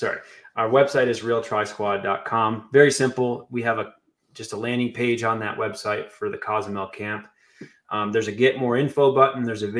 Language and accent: English; Flint, Michigan, United States; moved away as an adult; now in St. George, United States; I'm from Michigan originally, but I've spent very little time there since I've left when I was 19.